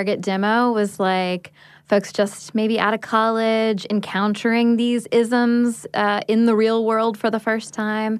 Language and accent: English; Atlanta, Georgia, United States; I was born in Atlanta